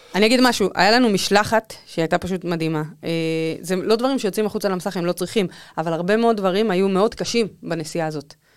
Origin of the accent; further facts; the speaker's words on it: Israel; לא הסתרתי את זה שאני מישראל, כל פעם ששאלו אמרתי אני מישראל